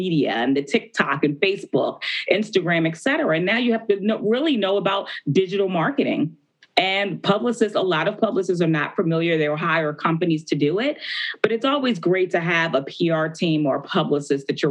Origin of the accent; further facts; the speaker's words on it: Baltimore, Maryland, United States; I'm from Baltimore, Maryland, which The Wire was based.